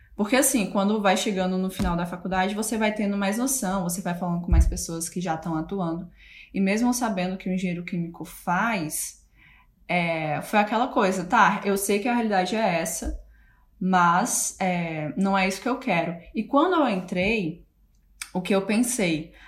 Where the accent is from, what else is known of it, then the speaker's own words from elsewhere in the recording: Fortaleza, Ceará, Brazil; moved away as an adult; also born or lived in Hull, England; now in Manchester, United Kingdom; na mesma cidade que eu nasci, né? Que é Fortaleza, Ceará. Sou, sou do Ceará